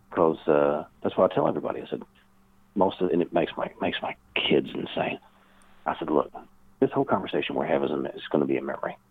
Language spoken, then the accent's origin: English; the South, United States; I know the South. You know, I identify as a Southerner.